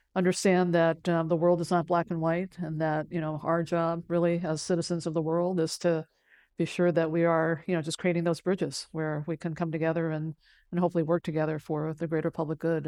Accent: San Francisco, California, United States; English is a second language; when I was growing up on the west side of San Francisco

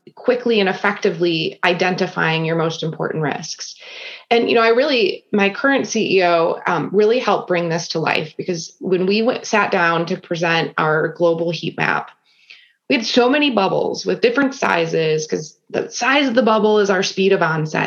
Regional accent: Grosse Pointe, Michigan, United States; also born or lived in Granville, Ohio; now in Cleveland, United States; I grew up in Grosse Pointe, Michigan, which is a suburb of Detroit

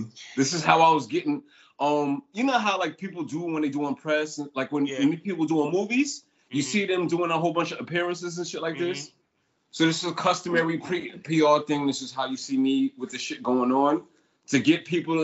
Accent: New York, United States; I'm from New York

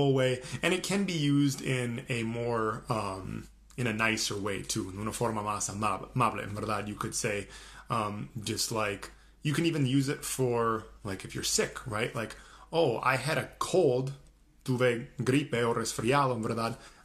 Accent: Minnesota, United States; I am from the US. I'm from Minnesota, so up in the northern part of the United States

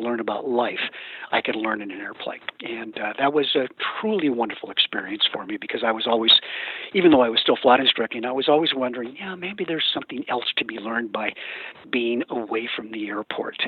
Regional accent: Northern California, United States; I grew up in Northern California

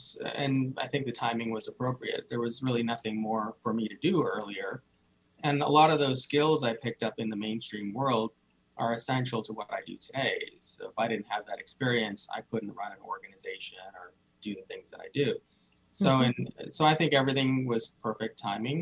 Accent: India; I was born in India, I grew up in a traditional Indian family

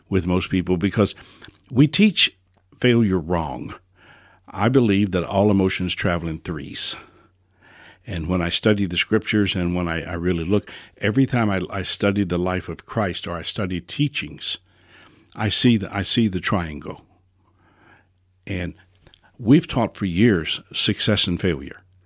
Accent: New Orleans, Louisiana, United States; I was born in New Orleans

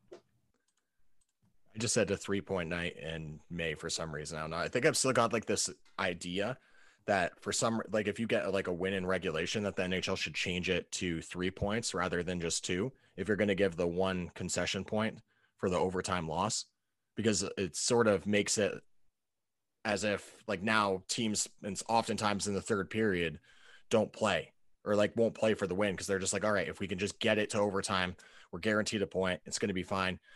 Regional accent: New England, United States; I'm a Pats guy. I grew up in New England

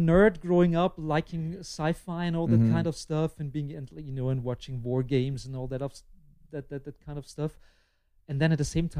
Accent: Lower Austria, Austria; also born or lived in Vienna; a little bit outside of Vienna. I grew up in Lower Austria, but I was born in Vienna

